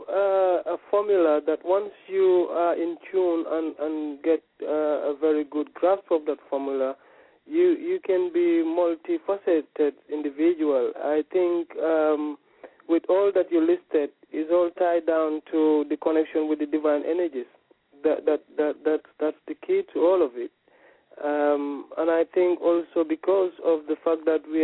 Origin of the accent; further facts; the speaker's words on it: Gambia; I was born in the Gambia